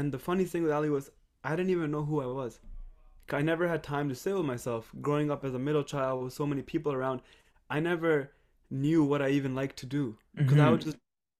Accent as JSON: {"language": "English", "country": "Canada", "also_born_or_lived": "England / Monterrey, Mexico / Toronto", "moved": "as an adult", "said": "I'm from Canada."}